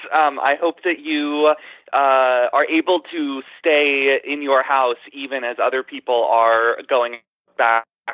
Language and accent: English; Tallahassee, Florida, United States; I grew up in Tallahassee, Florida, and not far from the Georgia line